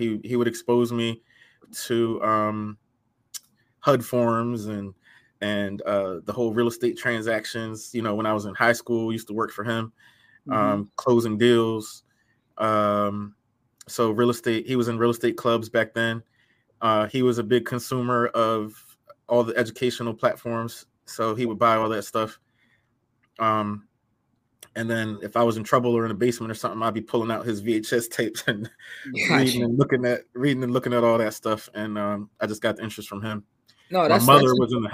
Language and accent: English; Hyattsville, Maryland, United States; moved away as an adult; also born or lived in Washington, D.C.; now in Philadelphia, United States; Born in D.C., raised in Prince George's County, Hyattsville. I grew up in PG County area. Hyattsville. I moved around a lot as a kid, so all around that area